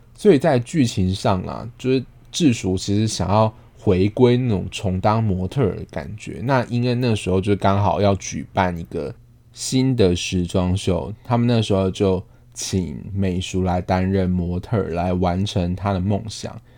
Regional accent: Taiwan; 我们是台湾人

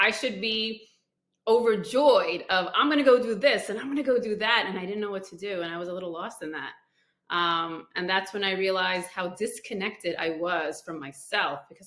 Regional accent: India; I'm from India

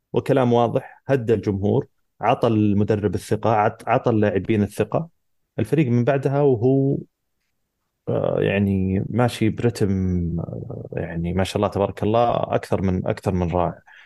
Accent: Saudi Arabia

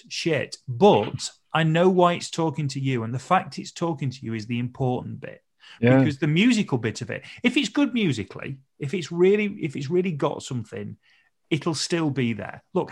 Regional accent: North Nottinghamshire, East Midlands, United Kingdom; I grew up in North Nottinghamshire

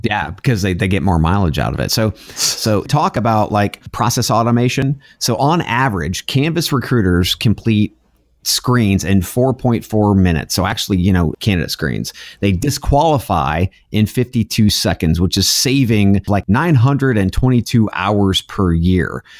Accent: United States; I'm an American

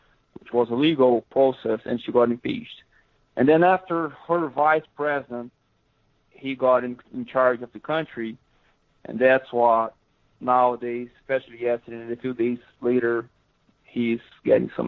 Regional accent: countryside of São Paulo State, Brazil; English is a second language; moved away as an adult; also born or lived in Ribeirão Preto, Brazil; now in Missouri, United States; I'm from the countryside of Sao Paulo State. I live in the city Ribeirão Preto

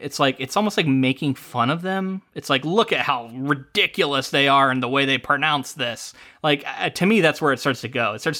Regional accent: United States; we as Americans

